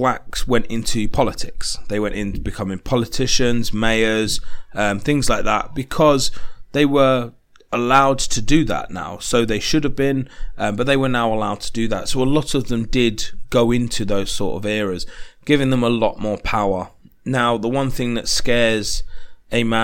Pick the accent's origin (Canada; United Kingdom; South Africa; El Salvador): United Kingdom; I'm British